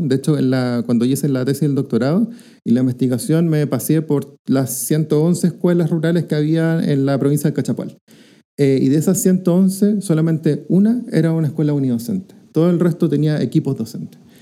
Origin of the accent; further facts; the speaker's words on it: Rancagua, O'Higgins, Chile; soy de Rancagua